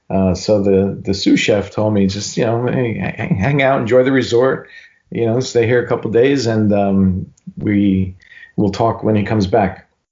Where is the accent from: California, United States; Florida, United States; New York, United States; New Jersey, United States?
New York, United States; New York City; I was a cook from New York City and I was here